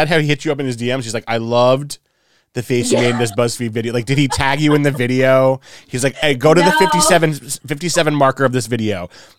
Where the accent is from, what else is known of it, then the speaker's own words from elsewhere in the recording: New Jersey, United States; moved away as an adult; also born or lived in New York; now in Los Angeles, United States; We grew up together in New Jersey before I moved to LA.